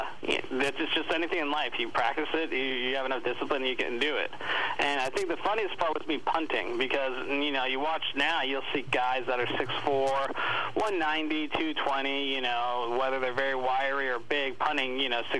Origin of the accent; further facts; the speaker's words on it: Texas, United States; I'm from Texas